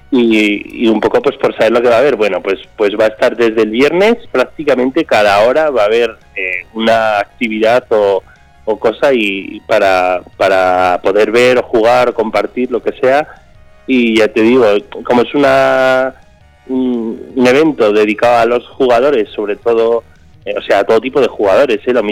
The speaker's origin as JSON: {"language": "Spanish", "town": "Murchante", "region": "Navarre", "country": "Spain", "said": "En la Casa de Cultura de, mi pueblo, en Murchante."}